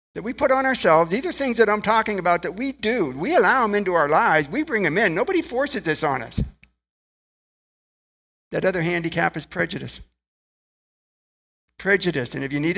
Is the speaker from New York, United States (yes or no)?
no; Ohio, United States; I was born in Ohio, come from a relatively large family